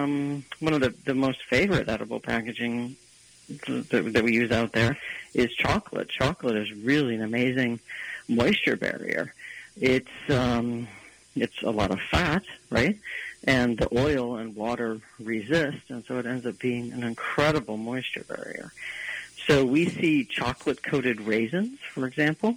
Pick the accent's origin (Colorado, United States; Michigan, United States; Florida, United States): Michigan, United States; Detroit; growing up in the Detroit metro area